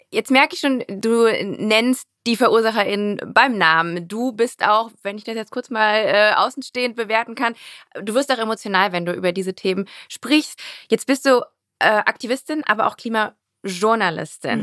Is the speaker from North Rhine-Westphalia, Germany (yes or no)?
yes; Rhein-Kreis Neuss, North Rhine-Westphalia, Germany; aus der Gegend, wo ich herkomme, aus dem ja. Rheinkreis Neuss in NRW bei Düsseldorf